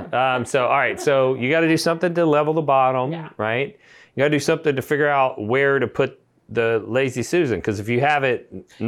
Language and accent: English; Texas, United States; I'm from Texas